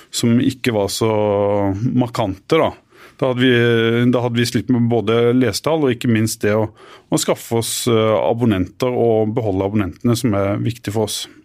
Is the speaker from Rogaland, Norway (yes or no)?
no; Arendal, Agder, Norway; moved away as an adult; also born or lived in Bø; Vi feirer annethvert eh, år på Hisøy, der jeg kommer fra. Hos mine foreldre